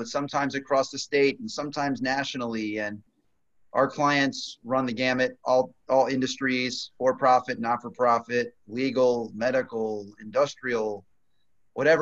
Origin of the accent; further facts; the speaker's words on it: Virginia Beach, Virginia, United States; also born or lived in Washington, D.C. / Maryland; from Virginia Beach, local Kempsville High, UVA for undergrad